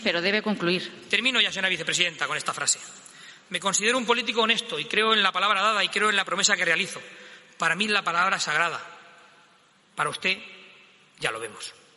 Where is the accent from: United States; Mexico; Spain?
Spain; Castilla-La Mancha; trabajar por mi tierra